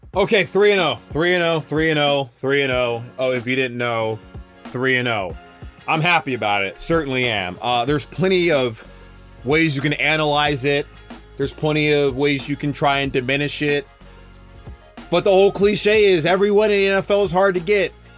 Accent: United States; Carolina Panthers, my hometown team, the team I grew up going to watch

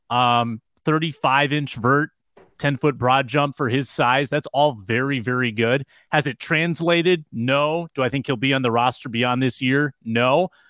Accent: Duluth, Minnesota, United States; that's my hometown, by the way, Duluth, Minnesota.

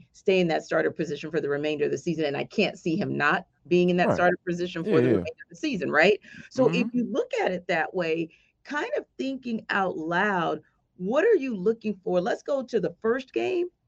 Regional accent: New Orleans, Louisiana, United States; now in Atlanta, United States; my hometown

